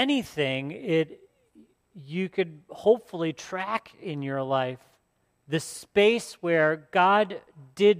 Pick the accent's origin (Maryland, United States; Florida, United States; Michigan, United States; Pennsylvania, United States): Michigan, United States; Port Huron; my hometown of Port Huron